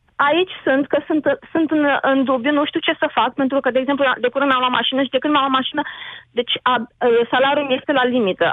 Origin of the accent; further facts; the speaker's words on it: Galați, Galați County, Romania; moved away as an adult; also born or lived in Bucharest; now in Ireland; sunt uh, născută în Galați. Momentan locuiesc în Irlanda din 2015.